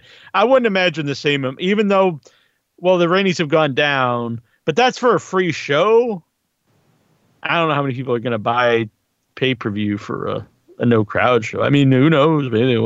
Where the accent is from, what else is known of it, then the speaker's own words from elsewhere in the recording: New England, United States; I'm from New England